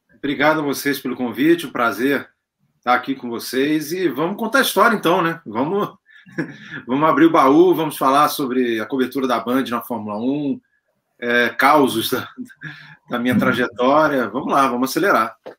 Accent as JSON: {"language": "Portuguese", "region": "Rio de Janeiro", "country": "Brazil", "moved": "as an adult", "lives_now": "São Paulo, Brazil", "said": "eu sou do Rio de Janeiro, mas já tinha morado em São Paulo"}